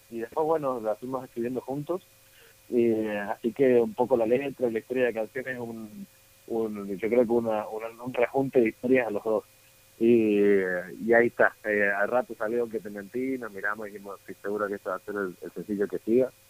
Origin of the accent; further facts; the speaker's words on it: Argentina; que obviamente yo crecí en Argentina, así que por familiarizado con, con el cuarteto y demás